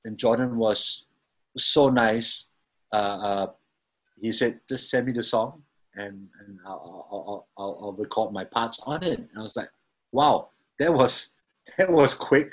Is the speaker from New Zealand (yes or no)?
no; Singapore; I'm a drummer from Singapore